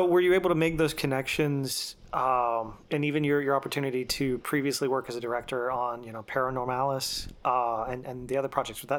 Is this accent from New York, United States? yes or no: no; Montgomery, Alabama, United States; now in Dothan, United States; So I'm originally from the Montgomery area